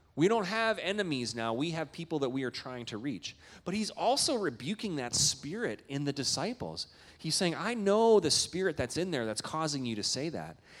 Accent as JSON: {"language": "English", "country": "Canada", "moved": "yes", "said": "I'm a Canadian"}